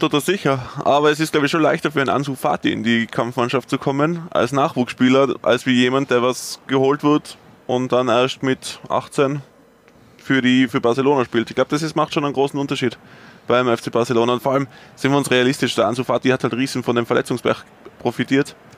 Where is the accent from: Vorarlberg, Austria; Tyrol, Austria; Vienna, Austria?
Tyrol, Austria; als Tiroler fühle ich mich